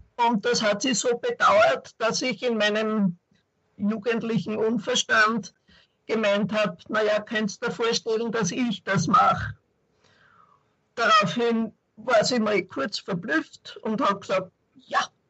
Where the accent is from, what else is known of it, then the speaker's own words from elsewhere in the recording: Linz, Upper Austria, Austria; ich bin keine Südtirolerin, leider, sondern aus Linz, Oberösterreich.